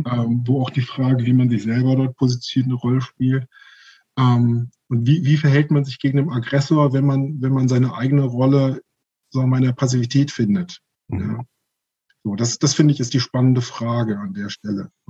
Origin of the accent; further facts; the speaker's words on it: Germany; ich bin ja in Deutschland groß geworden.